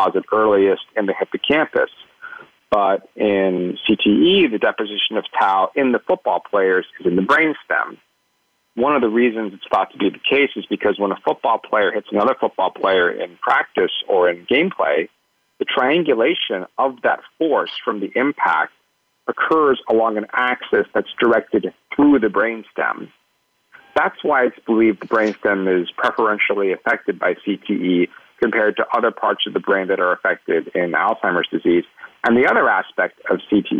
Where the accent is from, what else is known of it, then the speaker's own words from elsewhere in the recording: Pittsburgh, Pennsylvania, United States; I grew up in Pittsburgh, Pennsylvania, which is, of course, prime, football country